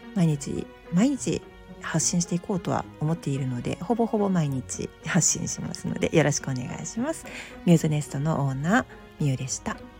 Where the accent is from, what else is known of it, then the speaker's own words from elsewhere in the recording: Osaka, Japan; accent: Kansai dialect; 私大阪人なんでちょっと関西弁も交えながら